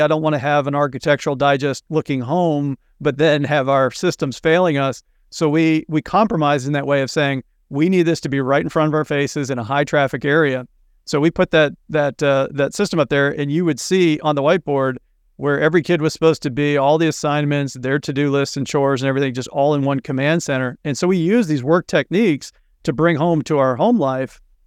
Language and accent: English; Missouri, United States; now in Cape Cod, Massachusetts, United States; I grew up in the Midwest in Missouri